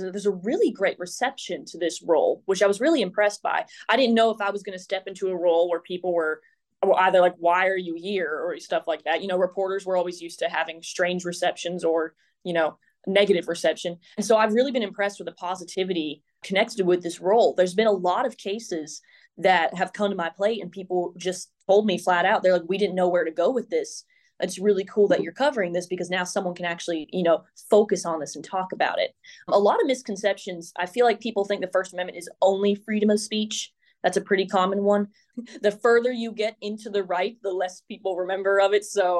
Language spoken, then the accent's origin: English; Nashville, Tennessee, United States; I grew up in Nashville, and so I was always hoping to come back here and really work as a journalist in Middle Tennessee.